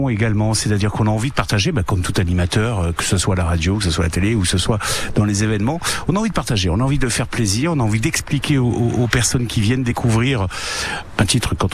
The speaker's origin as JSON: {"language": "French", "town": "Nice", "region": "Provence-Alpes-Côte d'Azur", "country": "France", "tie": "born or raised there", "said": "Je suis niçois, je suis niçois."}